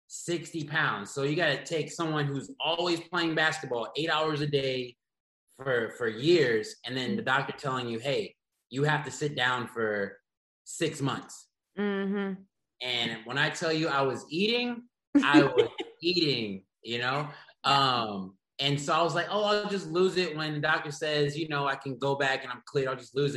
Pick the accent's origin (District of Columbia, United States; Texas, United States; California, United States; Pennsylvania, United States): Texas, United States; The Woodlands; moved away as an adult; also born or lived in Houston, Texas; now in Los Angeles, United States; I was born and raised in Houston, Texas. Grew up in the Woodlands, Texas, outside of Houston suburbs